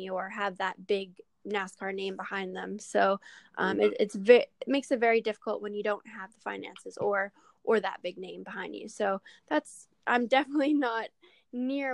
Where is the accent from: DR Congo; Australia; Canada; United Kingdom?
Canada; I'm a Canadian in an American sport